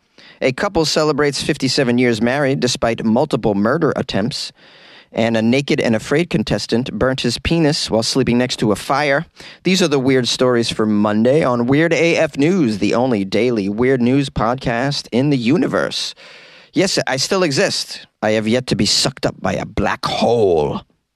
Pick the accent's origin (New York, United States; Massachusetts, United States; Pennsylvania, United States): Massachusetts, United States; now in California, United States; my home state of Massachusetts